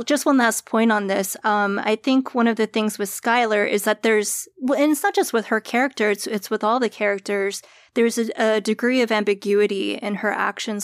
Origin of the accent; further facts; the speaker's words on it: East Coast, United States; I'm also an East Coaster